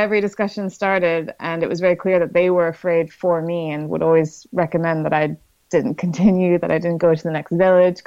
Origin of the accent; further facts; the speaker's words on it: Canada; I'm from the Canadian Rockies and mountains are just home